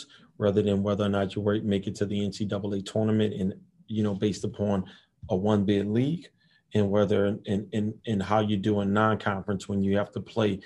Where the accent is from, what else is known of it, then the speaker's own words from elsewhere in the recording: New Orleans, Louisiana, United States; moved away; we grew up together in New Orleans